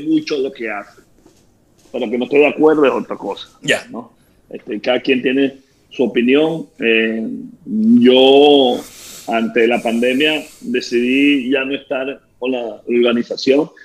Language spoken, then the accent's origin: Spanish; Venezuela; moved away as an adult; now in Tampa, United States